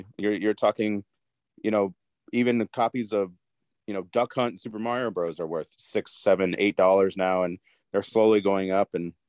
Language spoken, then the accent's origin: English; New Mexico, United States; moved away as an adult; I'm originally from New Mexico. So I moved here in 2007.